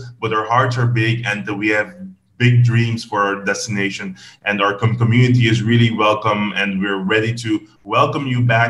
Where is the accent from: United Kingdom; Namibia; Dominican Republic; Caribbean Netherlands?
Caribbean Netherlands; Belnem, Bonaire; I was raised in Belnem, which is also a neighborhood on the right side of the airport.